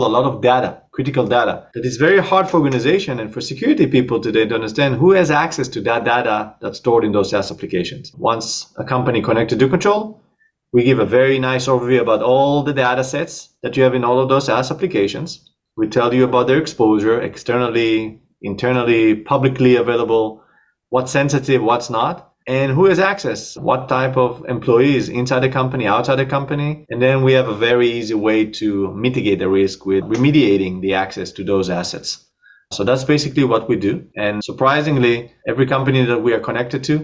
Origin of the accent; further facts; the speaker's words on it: Israel; accent: Israeli; moved away as an adult; also born or lived in New York, United States; now in Miami area, United States; I'm Israeli. But I moved here to the States 9 years ago.